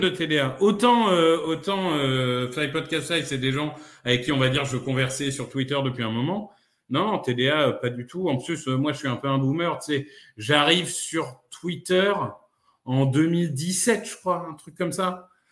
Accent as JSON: {"language": "French", "town": "Amiens", "region": "Hauts-de-France", "country": "France", "tie": "born or raised there", "said": "j'ai grandi euh, à Amiens"}